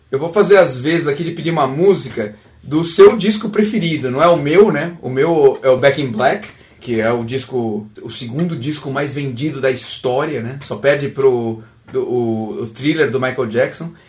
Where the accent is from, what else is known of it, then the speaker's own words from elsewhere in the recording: Maringá, Paraná, Brazil; sou de Maringá, no Paraná